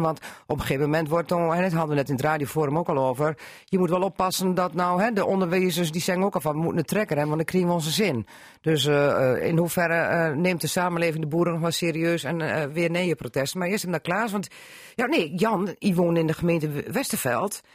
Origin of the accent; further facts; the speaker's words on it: Drenthe, Netherlands; we zijn Drenten onder elkaar